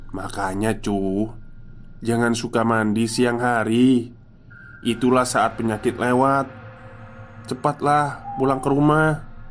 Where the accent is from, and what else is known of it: Java, Indonesia